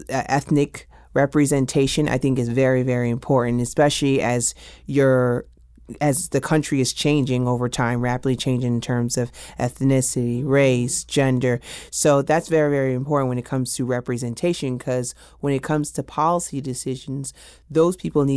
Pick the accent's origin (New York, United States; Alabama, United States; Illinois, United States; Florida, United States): New York, United States; going back to that I'm from New York, I actually experienced 9/11 in 12th grade.